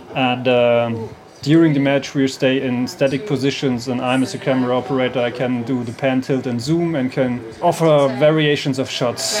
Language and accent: English; Germany; from Germany